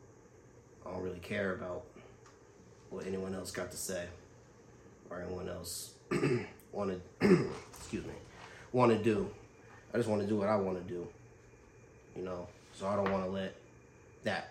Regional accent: Fairfield, California, United States; I grew up on Grande Circle, growing up in Fairfield

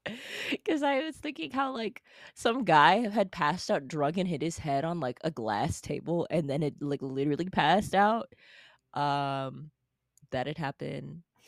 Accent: Farmington, United States; in my hometown

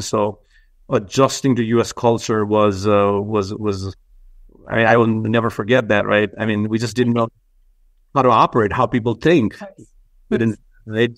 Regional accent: Nepal; now in United States; we grew up in Nepal

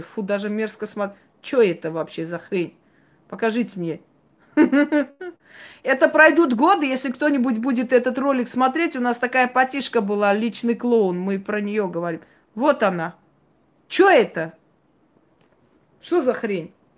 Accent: Georgia; Я родилась в Грузии, я знаю четыре языка.

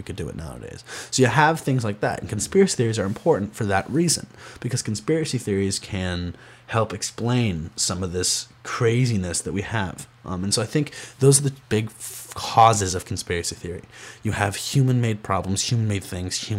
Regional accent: Rochester, New York, United States; I'm from Rochester, New York

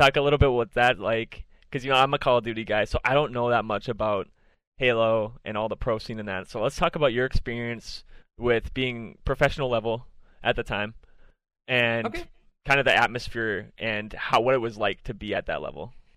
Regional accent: Minnesota, United States; I'm from Minnesota

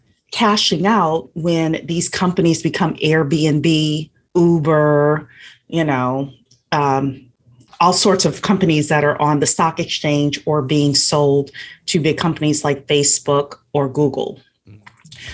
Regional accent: Louisiana, United States; moved away as an adult; also born or lived in Washington, D.C. area; I am from Louisiana. Originally, I came to the DC area

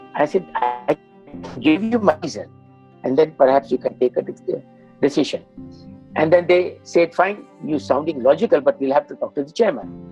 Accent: Bihar, India; moved away; also born or lived in Dubai / Africa; we hail from Bihar, very traditional normative society

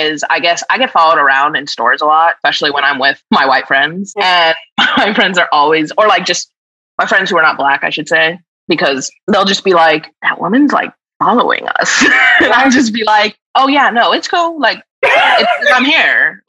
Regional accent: New Mexico, United States; moved away as an adult; now in Redmond, United States; I'm 32, live in Redmond, Washington with my fiance. I'm from New Mexico.

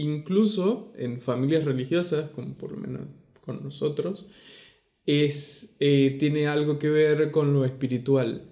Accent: Venezuela; moved away; also born or lived in Argentina; de Venezuela.

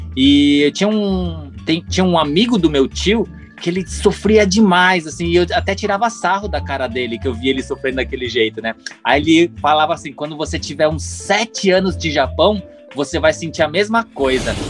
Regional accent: São Paulo, Brazil; moved away; a gente é de São Paulo

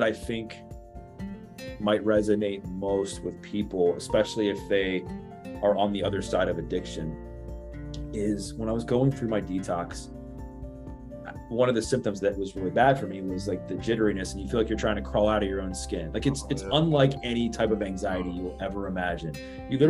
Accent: Baltimore, Maryland, United States; Born and raised in Baltimore, Maryland, in the greater Baltimore, Maryland area

